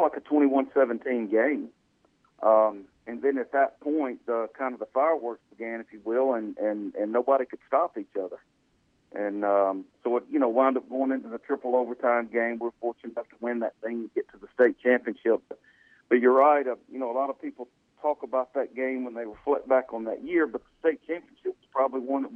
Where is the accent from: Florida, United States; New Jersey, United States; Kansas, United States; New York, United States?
Kansas, United States; Colwich, near West Wichita; I grew up in Calhoun out near West Wichita